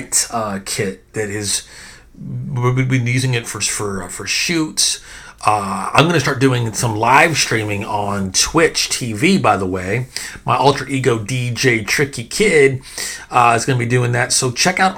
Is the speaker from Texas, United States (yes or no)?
yes; Texas, United States; I'm from Texas